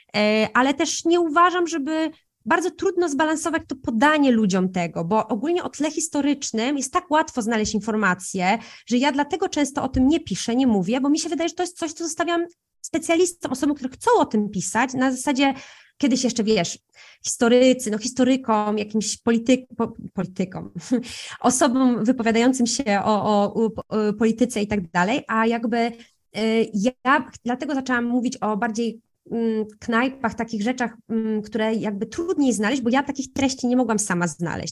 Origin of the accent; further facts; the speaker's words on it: a small town in Podkarpackie, Subcarpathian Voivodeship, Poland; also born or lived in Italy; wychowując się w Polsce, w małym mieście, ja jeszcze jestem z małego miasta na Podkarpaciu